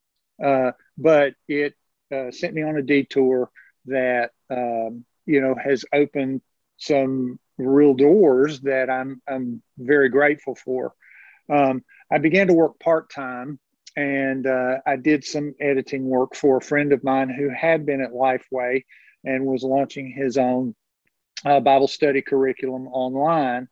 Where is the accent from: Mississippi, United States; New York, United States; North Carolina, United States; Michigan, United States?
North Carolina, United States; moved away; I'm from North Carolina originally